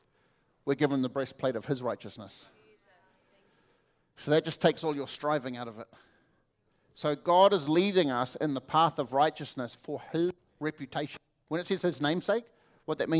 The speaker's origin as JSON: {"language": "English", "country": "New Zealand", "said": "I come from New Zealand"}